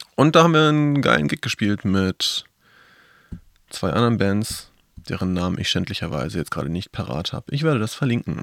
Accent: Northern Germany, Germany; ich als Norddeutscher

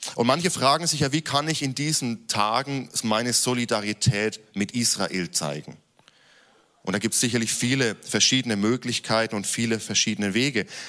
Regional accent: Germany; gerade als Deutsche

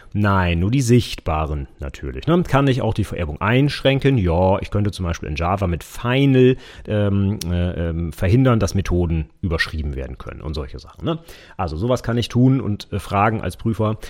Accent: Vechta, Lower Saxony, Germany; in meinem Heimatort

